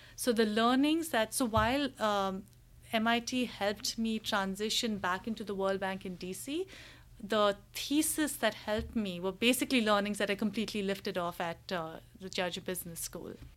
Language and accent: English; India; moved away as an adult; also born or lived in Hong Kong; I'm, I'm from India